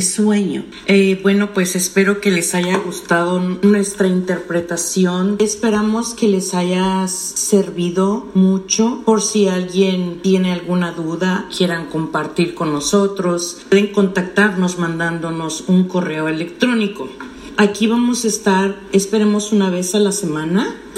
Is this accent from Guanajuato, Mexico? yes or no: no; Mexico City, Mexico; also born or lived in Brooklyn, New York; now in New York, United States; soy mexicana de la Ciudad de México, eh, que tengo en este país aproximadamente unos 20 años.